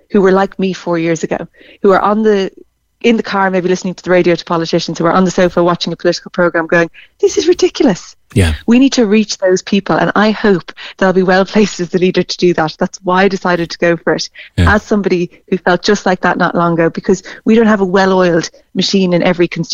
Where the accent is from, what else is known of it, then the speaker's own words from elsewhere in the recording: Ireland; we identify with our nationality. You'd say nearly like, I'm Irish